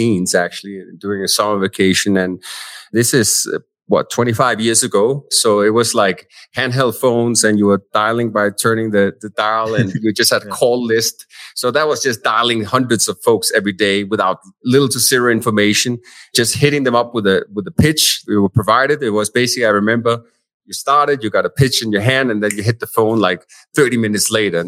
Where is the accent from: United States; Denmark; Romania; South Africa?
Denmark; now in Medellín, Colombia; I'm originally from Denmark, Europe, in case somebody wondered about the accent.